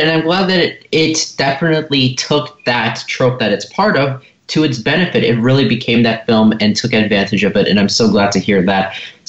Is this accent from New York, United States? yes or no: no; Los Angeles, California, United States; from Los Angeles, and you're listening to Kids First Come Attractions.